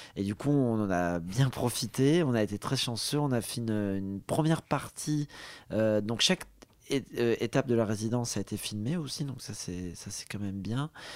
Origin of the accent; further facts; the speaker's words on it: Côte d’Ivoire; also born or lived in Morocco; ma mère était marocaine, donc, euh, j'ai de la famille, euh, au Maroc. Je suis né en Côte d'Ivoire